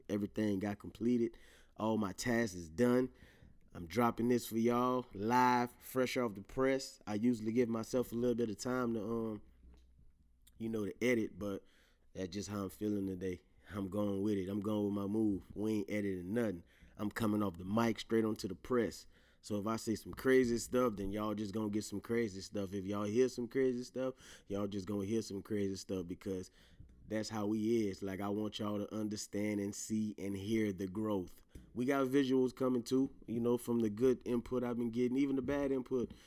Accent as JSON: {"language": "English", "region": "Louisiana", "country": "United States", "accent": "Louisiana", "said": "my Louisiana accent might come out heavy"}